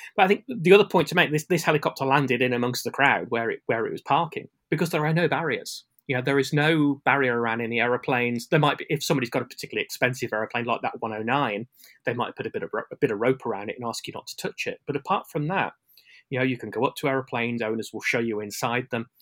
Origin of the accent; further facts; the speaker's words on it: United Kingdom; as a Brit